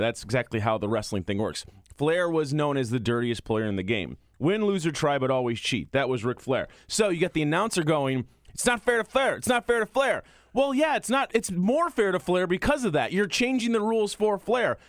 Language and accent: English; Chicago, Illinois, United States; I'm from Chicago.